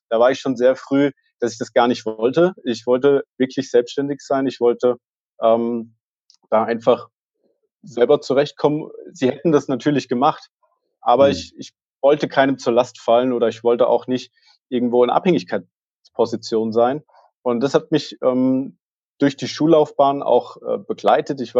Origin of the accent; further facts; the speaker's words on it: Hesse, Germany; Ich bin in der Nähe von Fulda aufgewachsen, relativ ja, behütet äh, ländlicher Region